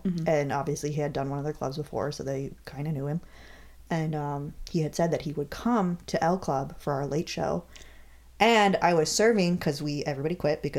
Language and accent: English; Michigan, United States; I grew up in Michigan.